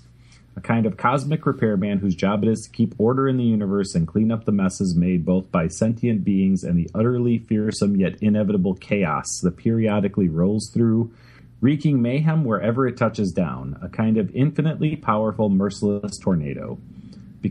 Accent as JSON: {"language": "English", "town": "Chicago", "region": "Illinois", "country": "United States", "tie": "born or raised there", "said": "so I grew up in Chicago"}